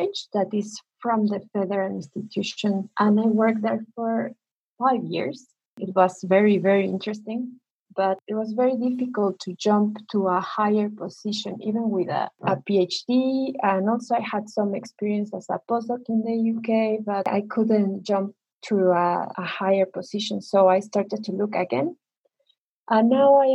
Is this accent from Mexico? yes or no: yes; Mexico City, Mexico; also born or lived in Plymouth, United Kingdom; I am Mexican. I was born in Mexico City, and I did my first degree in the UNAM, that is one of the biggest universities here in Mexico